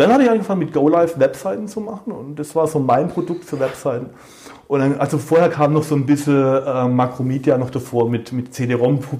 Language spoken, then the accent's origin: German; Baden-Württemberg, Germany; ich bin ja Schwabe